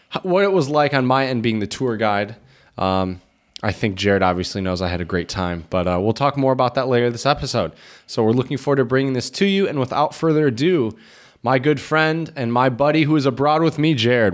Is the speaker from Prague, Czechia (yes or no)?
no; Chomutov, Ústí nad Labem Region, Czechia; my hometown here, um, Chomutov